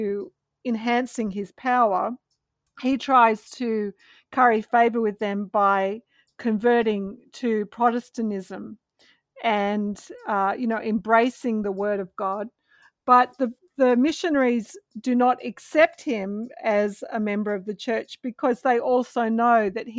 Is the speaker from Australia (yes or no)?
yes; Australia; now in United States; I'm an Australian living in the US